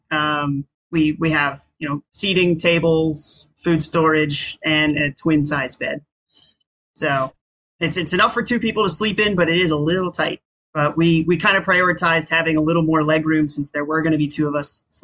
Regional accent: Virginia, United States; born or raised there

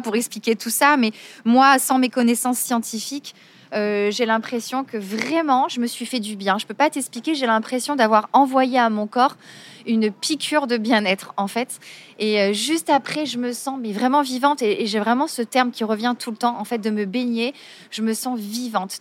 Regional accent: Marseille, Provence-Alpes-Côte d'Azur, France; je suis née à Marseille, je suis une vraie Marseillaise

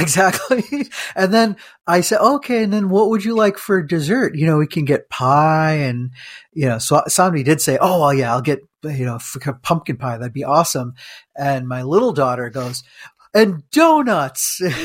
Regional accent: India; moved away; We, we're Indian, Uh, but, like, from India

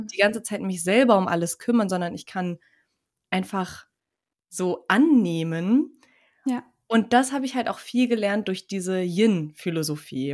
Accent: Turkey; ich bin ja Türkin

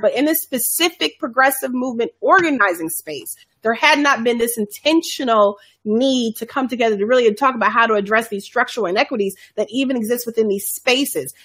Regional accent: Chicago, Illinois, United States; folks I knew from growing up in Chicago

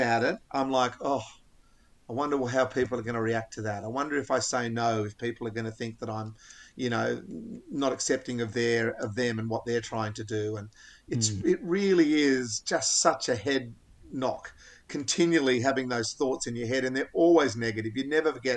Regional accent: Australia; I love being an Australian male.

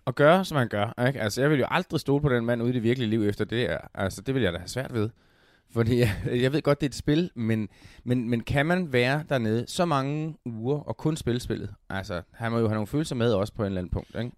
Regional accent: Denmark

